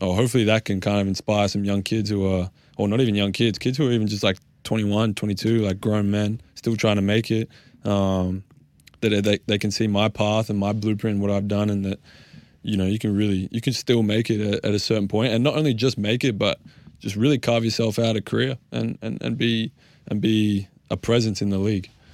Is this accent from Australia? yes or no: yes; Australia; being Australian